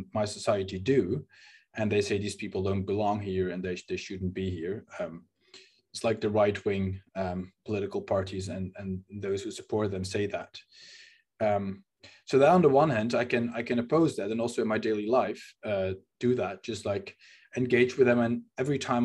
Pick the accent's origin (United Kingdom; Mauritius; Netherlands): Netherlands; first language Dutch; English is a second language; also born or lived in Amsterdam; I'm speaking in English right now and not in Dutch, not my native language, that I live in a city where I wasn't born